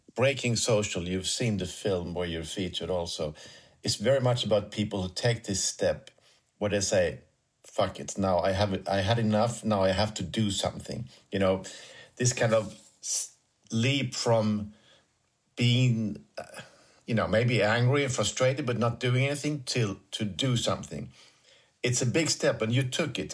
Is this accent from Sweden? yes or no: yes; Sweden; I'm coming from Sweden